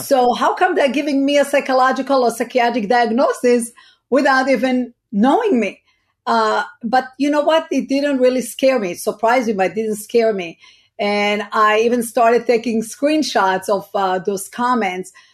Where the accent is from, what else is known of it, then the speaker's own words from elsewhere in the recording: Israel; now in United States; I was born in Israel, raised in Israel.